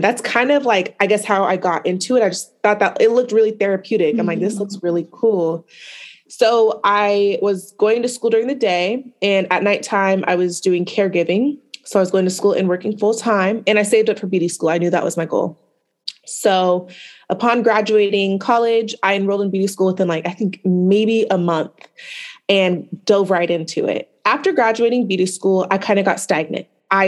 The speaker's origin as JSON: {"language": "English", "town": "Portland", "region": "Oregon", "country": "United States", "tie": "born or raised there", "said": "I am from the West Coast, Portland, Oregon native"}